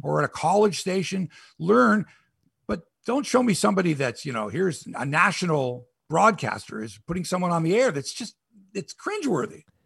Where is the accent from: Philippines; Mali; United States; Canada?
Canada; Toronto, Ontario; I'm from Toronto